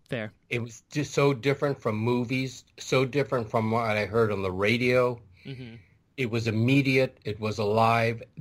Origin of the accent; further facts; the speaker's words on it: Honolulu, Hawaii, United States; moved away; Originally Hawaii. Really? What part? Uh, Honolulu.